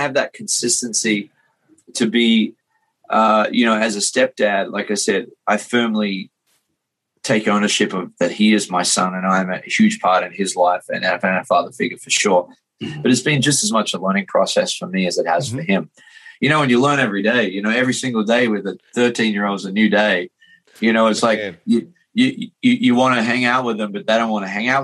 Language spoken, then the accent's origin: English; Australia; now in Las Vegas, United States; growing up in Australia, 80 houses and one shop and the bush and the beach